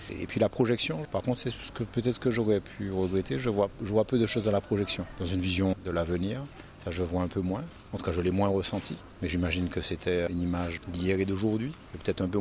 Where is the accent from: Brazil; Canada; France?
France; Martinique; also born or lived in Benin; Je suis martiniquaise, mais j'ai vécu deux années au Bénin. Il y a longtemps, il y a une quarantaine d'années.